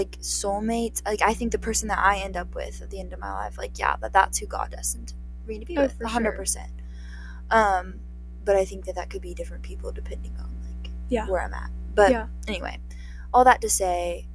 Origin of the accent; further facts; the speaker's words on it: Georgia, United States; I was born in Georgia, which I was